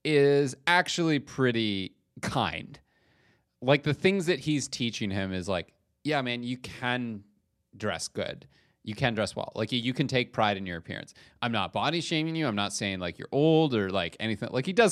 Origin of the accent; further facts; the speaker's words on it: Canada; As a Canadian, that is absolutely a sentence.